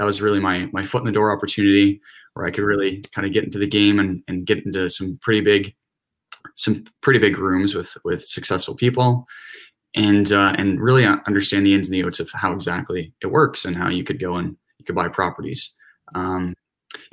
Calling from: Ajax, Ontario, Canada; Right now I'm in Ajax, Ontario, so more so towards like the GTA.

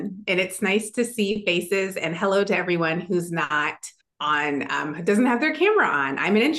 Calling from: Minneapolis, Minnesota, United States

